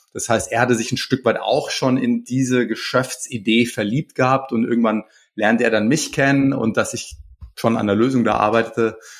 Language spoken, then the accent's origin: German; Pforzheim, Baden-Württemberg, Germany; ich komme aus Pforzheim